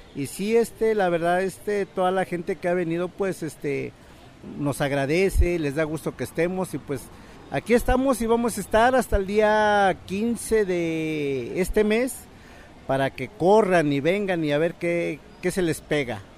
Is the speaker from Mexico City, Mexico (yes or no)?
no; northern State of Mexico, Mexico; first language Mazahua; Spanish is a second language; also born or lived in Guadalajara, Jalisco; Soy originario del Estado de México, norte del Estado de México